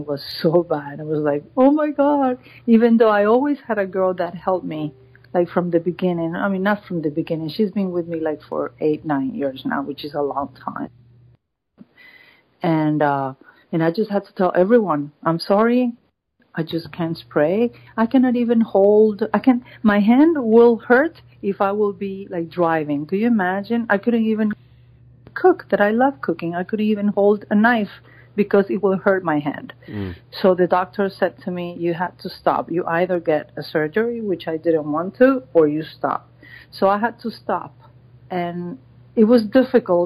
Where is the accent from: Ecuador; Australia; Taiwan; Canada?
Ecuador; moved away as an adult; now in Miami Beach, United States; I am from Ecuador. I've been here in the States since 98